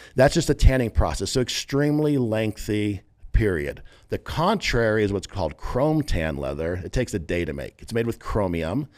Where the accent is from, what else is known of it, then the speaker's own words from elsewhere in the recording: San Diego, California, United States; now in Las Vegas, United States; I'm from San Diego originally. We're based in Las Vegas now, but grew up in San Diego.